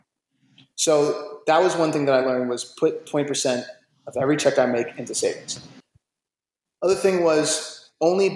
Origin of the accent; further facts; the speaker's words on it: Jersey City, New Jersey, United States; also born or lived in New York; I was raised in New York, I was raised in Jersey City